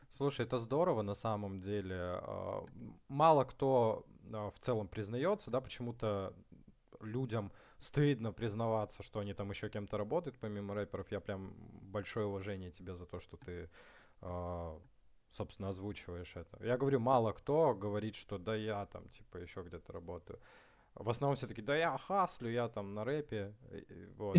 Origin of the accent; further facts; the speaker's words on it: Far North, Russia; я сам с Крайнего Севера, с небольшого, э, поселка